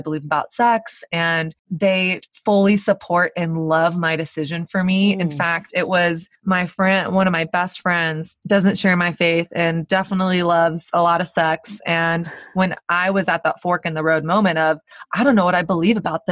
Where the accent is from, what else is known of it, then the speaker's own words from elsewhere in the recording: Dallas, Texas, United States; now in Brooklyn, United States; I grew up in Dallas, Texas, which is kind of the Bible Belt